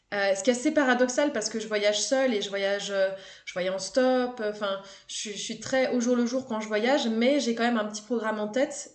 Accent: Haute-Savoie, Auvergne-Rhône-Alpes, France; j'ai grandi en Haute-Savoie, dans une station de ski

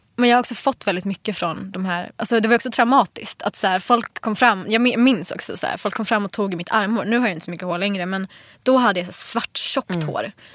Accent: Jordbro, Stockholm County, Sweden; also born or lived in Enskede; jag flyttade ju från Jordbro. Eh, när jag var, jag vet inte, 12

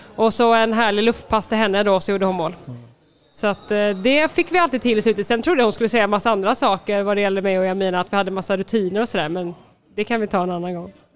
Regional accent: Partille, Västra Götaland, Sweden; moved away as an adult; also born or lived in Gothenburg / France; jag är född i Göteborg, på Östra sjukhuset, mm. Eh, uppvuxen i Partille

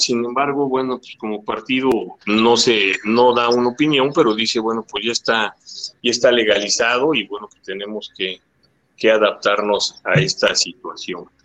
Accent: Mexico City, Mexico; Yo también soy de Gustavo Madero

